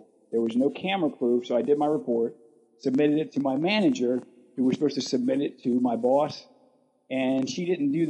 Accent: Baltimore, Maryland, United States; I'm an East Coast kid. I live in Maryland. I grew up in Baltimore.

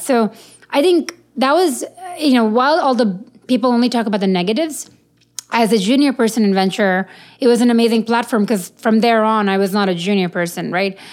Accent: India; I'm Indian

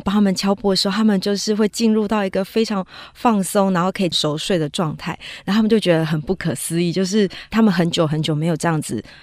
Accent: Taiwan; 我们台湾这边

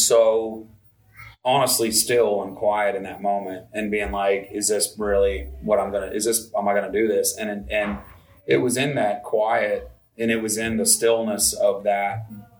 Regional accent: Vermont, United States; I grew up in Vermont

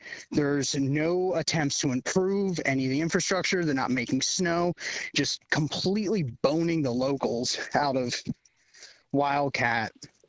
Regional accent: Central Pennsylvania, United States; growing up in Central PA, diehard skier.

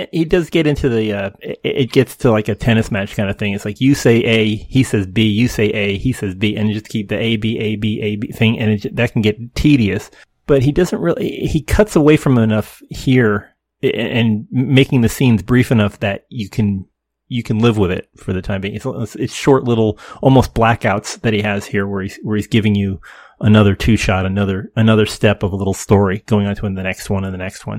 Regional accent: Garden State, New Jersey, United States; As a native Garden Stater

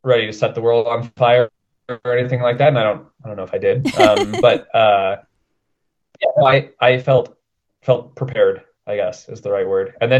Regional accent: Denver, Colorado, United States; also born or lived in Portland; I'm from Denver

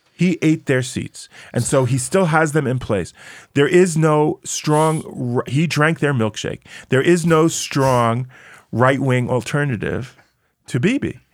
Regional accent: United States; now in Israel; I grew up in America

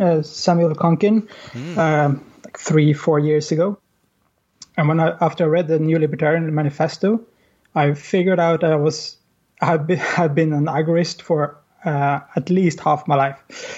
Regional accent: Sweden; moved away as an adult; now in Norway; I am from Sweden originally, but I've been living in Norway for the past 13, 14 years or so.

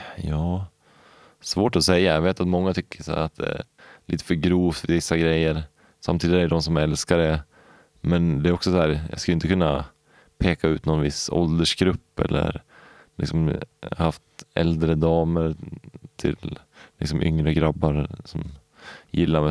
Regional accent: Valbo, Gävleborg County, Sweden; also born or lived in Upplands Väsby / Knivsta / Årsunda; vi flyttade till Valbo mellan Gävle och Sandviken. Och där bodde vi i tio år

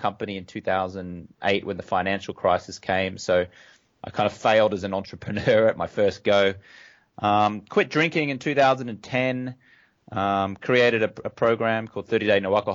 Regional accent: Brisbane, Queensland, Australia; moved away as an adult; also born or lived in London, United Kingdom; now in United States; I grew up in Australia, as you can tell from my accent. Grew up in Brisbane, Australia.

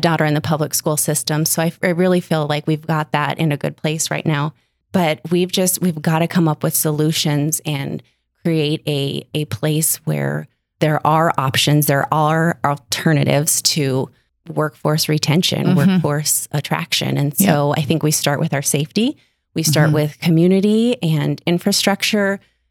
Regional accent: Billings, Montana, United States; I'm from Billings

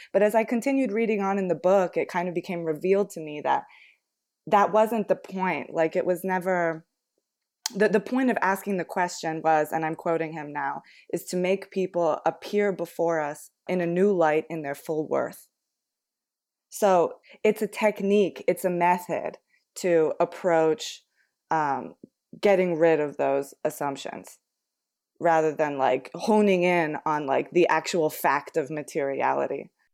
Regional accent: United States; growing up in the United States

